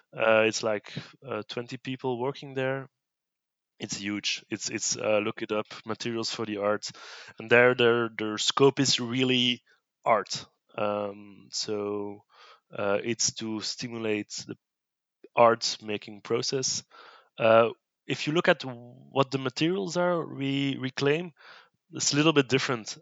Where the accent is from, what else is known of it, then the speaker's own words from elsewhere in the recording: Brussels, Brussels-Capital Region, Belgium; English is a second language; I've been born in Brussels, uh, lived in Brussels all my life